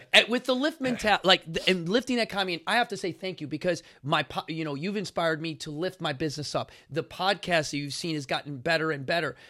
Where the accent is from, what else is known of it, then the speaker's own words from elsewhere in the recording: Chicago, Illinois, United States; I come from Chicago